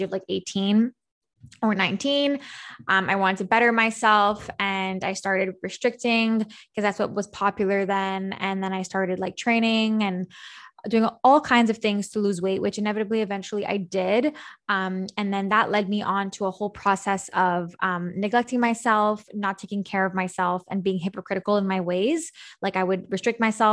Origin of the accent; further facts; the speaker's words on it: Montreal, Quebec, Canada; I'm from Montreal, Canada, hence how far we are right now. And I'm born and raised in Montreal